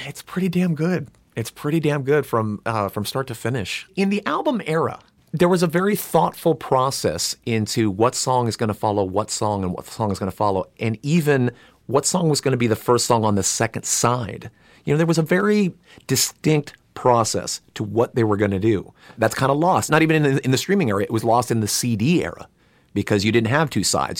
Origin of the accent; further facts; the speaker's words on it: Burbank, California, United States; I grew up not uh, two miles from here in Burbank, California